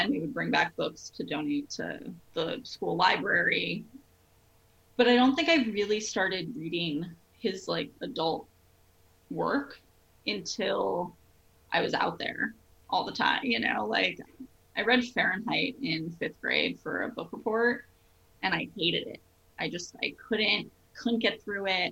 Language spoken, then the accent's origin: English; New Jersey, United States; I grew up in New Jersey